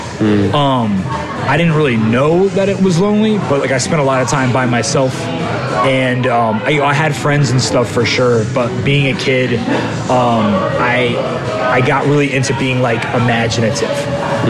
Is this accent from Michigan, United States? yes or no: no; Richmond, Virginia, United States; I was born in Richmond, Virginia in 1989